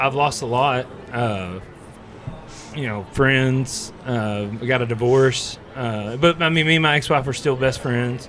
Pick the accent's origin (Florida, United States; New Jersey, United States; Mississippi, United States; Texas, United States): Texas, United States; Henrietta; I'm actually from Henrietta, Texas.